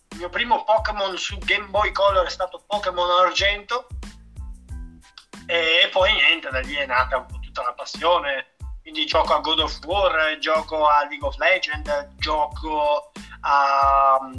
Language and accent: Italian; Castiglione, Italy; Sul, praticamente il giornale del mio paese, mm. di Castiglione, hanno pubblicato un articolo interamente creato su di me eh. sia a Castiglione sia a Milano.